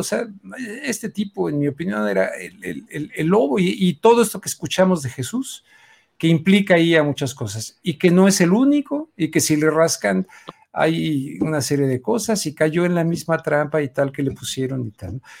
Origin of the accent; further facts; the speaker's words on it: Mexico; como mexicano